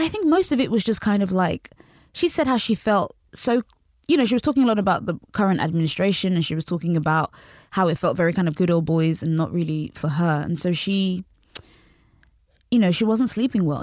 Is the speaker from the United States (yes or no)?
no; United Kingdom; also born or lived in Nigeria; I, I grew up in Britain. and also in Nigeria